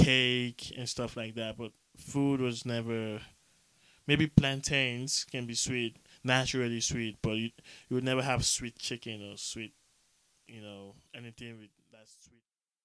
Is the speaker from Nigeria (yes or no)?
yes; southeastern Nigeria, Nigeria; So I'm from the Efik tribe, southeastern Nigeria.